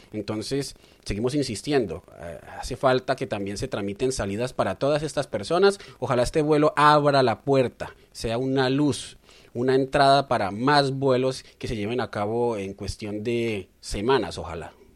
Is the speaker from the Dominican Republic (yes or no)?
no; Colombia; now in Melbourne, Australia; Somos periodistas colombianos viviendo en Australia